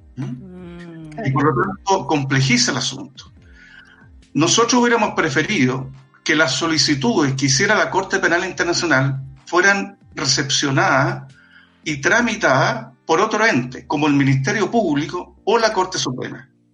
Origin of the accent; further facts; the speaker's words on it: Chile; nosotros como chilenos y chilenas